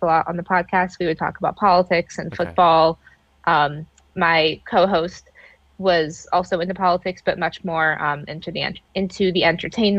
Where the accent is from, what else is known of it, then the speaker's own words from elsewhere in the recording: Charlotte, North Carolina, United States; also born or lived in Ohio; I am from Charlotte, North Carolina, originally from Ohio though